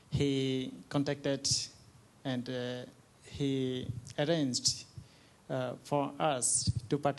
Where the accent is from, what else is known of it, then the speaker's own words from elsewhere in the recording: Bangladesh; moved away as an adult; now in Thailand; we are Bangladeshi